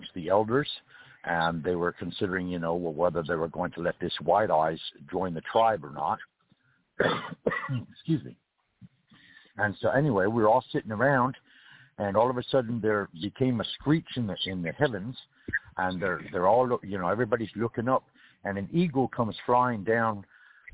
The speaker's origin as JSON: {"language": "English", "region": "California", "country": "United States", "moved": "yes", "lives_now": "Valdosta, United States", "said": "I'm from California"}